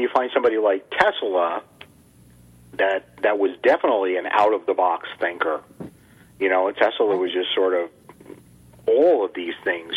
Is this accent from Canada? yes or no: no; United States; I was raised in the United States